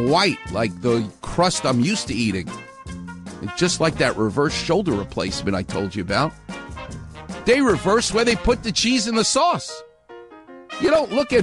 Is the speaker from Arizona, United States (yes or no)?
no; New York City, New York, United States; now in Los Angeles, United States; I'm from Far Rockaway